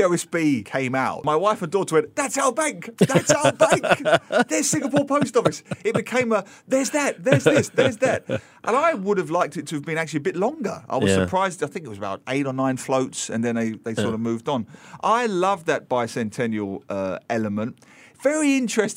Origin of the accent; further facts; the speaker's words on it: England, United Kingdom; growing up in England